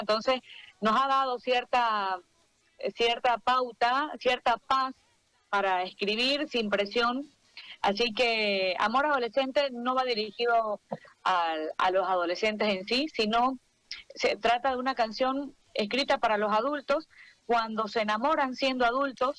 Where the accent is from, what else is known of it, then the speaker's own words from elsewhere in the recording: Bolivia; artista boliviana